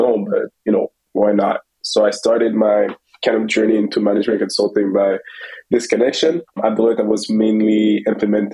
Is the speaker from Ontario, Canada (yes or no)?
no; Montreal, Quebec, Canada; Born and raised in Montreal